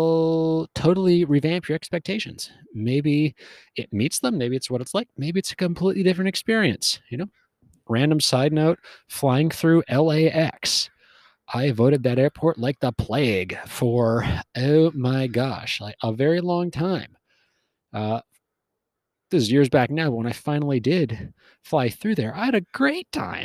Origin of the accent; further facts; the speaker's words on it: West Coast, Western Canada, Canada; moved away as an adult; also born or lived in Wyoming, United States; I grew up on the West Coast, spent a lot of time up and down the West Coast, Canada and America